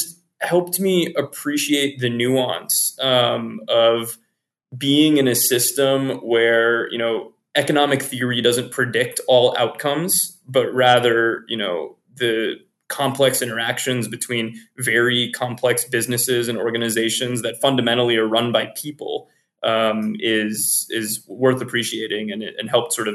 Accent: Virginia, United States; moved away; as an EMT in my hometown in Virginia

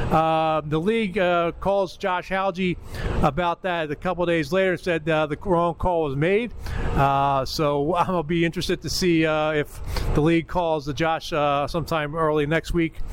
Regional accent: Philadelphia, Pennsylvania, United States; now in Schenectady, United States; Philadelphia, my hometown

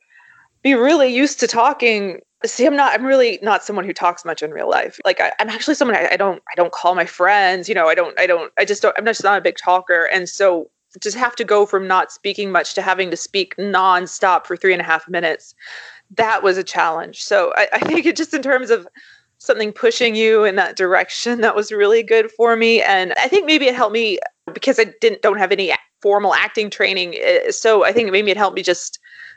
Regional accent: Kentucky, United States; I grew up in Kentucky

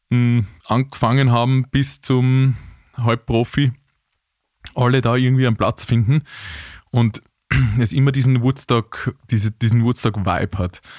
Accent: Vienna, Austria; aber ich bin ja Wiener. Das ist ja auch eine Seltenheit.

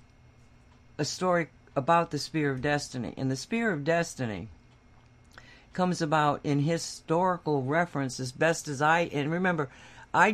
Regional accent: Massachusetts, United States; I grew up in Massachusetts

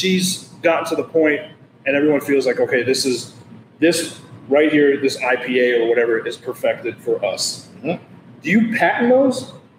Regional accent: Northeast, United States; Growing up in the Northeast, it's all solid.

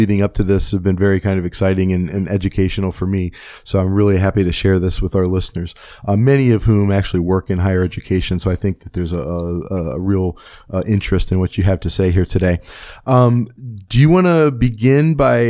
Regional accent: Cleveland, Ohio, United States; I'm from Cleveland myself

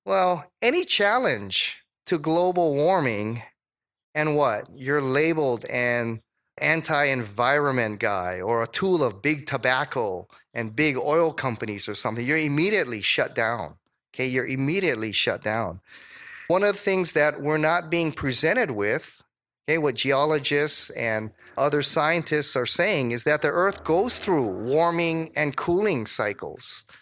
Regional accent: Hawaii, United States; also born or lived in Dallas; I was from Hawaii

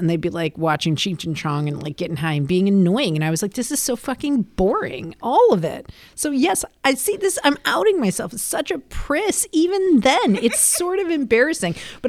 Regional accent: Rockford, Illinois, United States; there was nothing to do where I grew up in Rockford, Illinois.

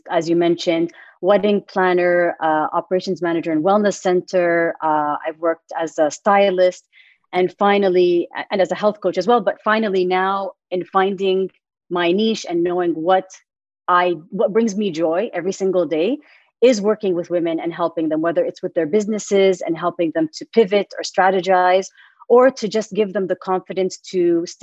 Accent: Middle East, Saudi Arabia; moved away as an adult; I am Saudi American. Lived all my life in the Middle East up until 2016.

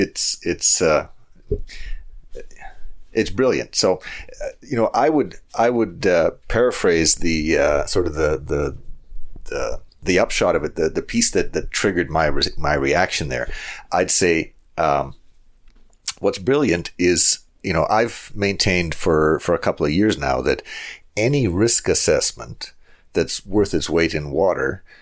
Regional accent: Calgary, Alberta, Canada; here in Calgary, my hometown

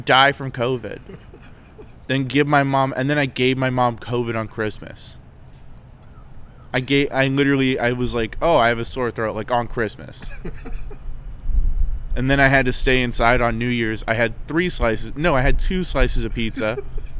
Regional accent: Florida, United States; I'm from Florida.

